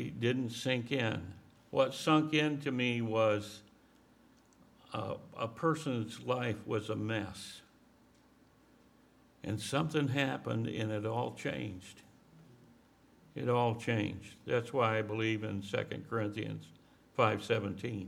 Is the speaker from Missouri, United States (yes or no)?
no; Mount Pleasant, Michigan, United States; I grew up on a farm in Michigan